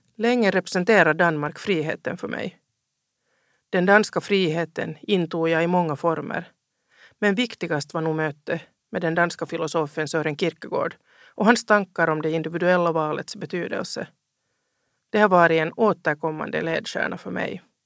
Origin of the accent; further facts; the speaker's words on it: Helsinki, Uusimaa, Finland; also born or lived in Ostrobothnia; Jag är uppvuxen i Helsingfors.